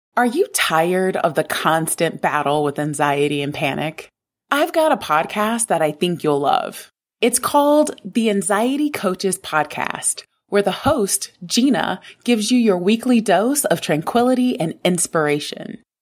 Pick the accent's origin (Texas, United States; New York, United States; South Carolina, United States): South Carolina, United States; I grew up in South Carolina